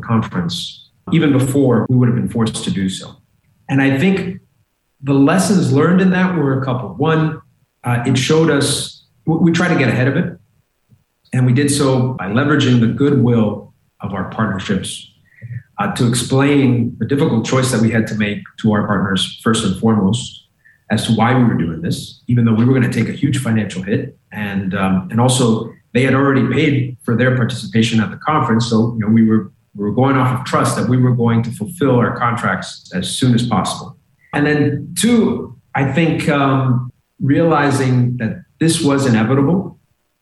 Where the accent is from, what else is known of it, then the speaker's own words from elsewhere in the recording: Miami, Florida, United States; moved away as an adult; also born or lived in New York; our city, my hometown.